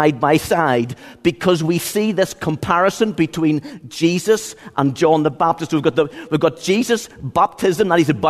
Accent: Ballygawley, Northern Ireland, United Kingdom; I'm from County Tyrone

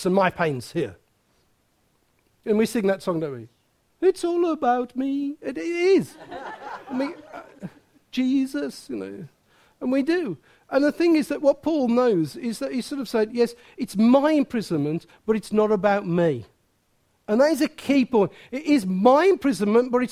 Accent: Wolverhampton, West Midlands, United Kingdom; I'm from Wolverhampton

